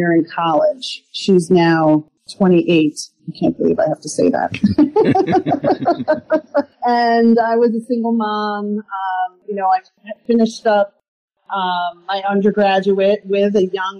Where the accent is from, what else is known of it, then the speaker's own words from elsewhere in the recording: Stony Brook, New York, United States; also born or lived in Port Jefferson, New York; I'm a born and bred Long Islander, born in Port Jefferson. I was raised in Stony Brook